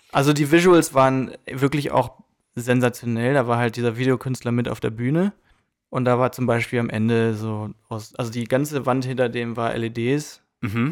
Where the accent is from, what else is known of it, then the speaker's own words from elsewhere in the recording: Germany; now in United States; ich bin Deutscher